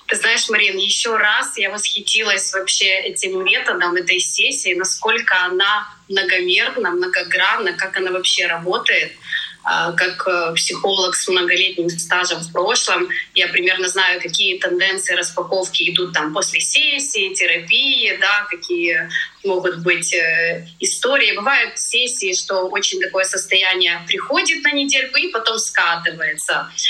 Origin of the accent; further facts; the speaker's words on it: Ukraine; moved away as an adult; now in Tenerife, Spain; Я из Украины